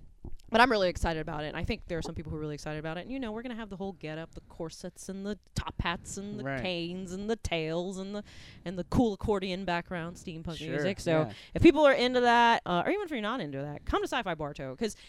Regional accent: Puerto Rico; accent: Southern; first language es; I'm Puerto Rican, and Spanish was my first language, but my husband always laughs because he's like, you're the only Puerto Rican I know with a Southern accent.

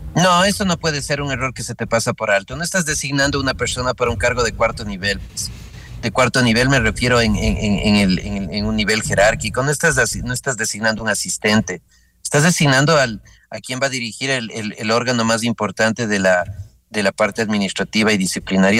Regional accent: Ecuador

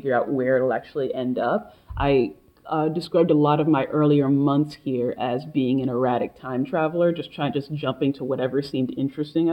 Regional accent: Silver Spring, Maryland, United States; also born or lived in Washington, D.C.; I grew up in Silver Spring, Maryland, but I was born in Washington, D.C.

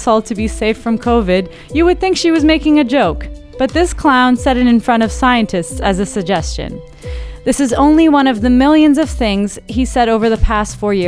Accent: United States; moved away; I'm American.

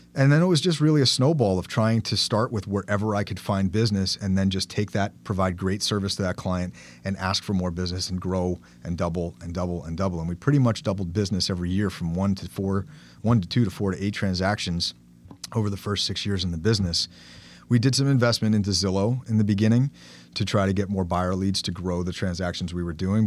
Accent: Bergen County, New Jersey, United States; I grew up in Bergen County, settled down here in two thousand seven

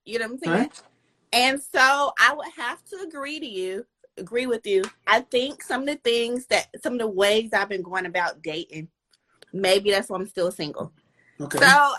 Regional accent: Raleigh, North Carolina, United States; I'm from Raleigh, Durham, North Carolina.

